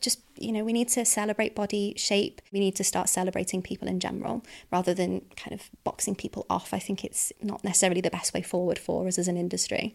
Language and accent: English; the Wirral, North West England, United Kingdom; I'm from the Wirral.